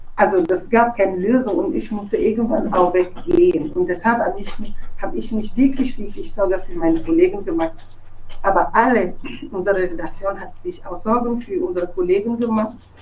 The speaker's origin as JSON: {"language": "German", "country": "Togo", "second_language": "German", "moved": "as an adult", "lives_now": "Germany", "said": "Ich komme aus Togo und bin Journalistin."}